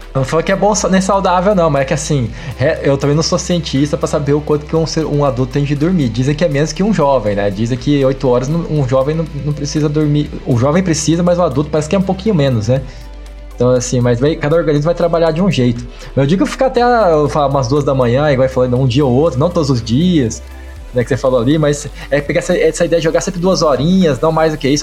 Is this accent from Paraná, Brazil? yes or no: yes; Maringá, Paraná, Brazil; Eu sou de Maringá